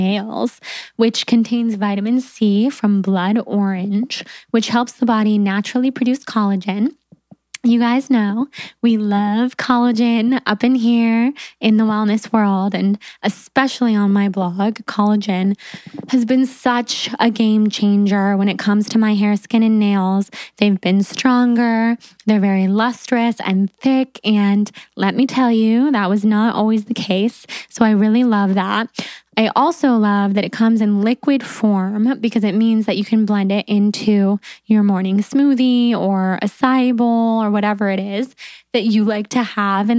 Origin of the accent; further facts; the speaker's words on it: Sacramento, California, United States; I was from Sacramento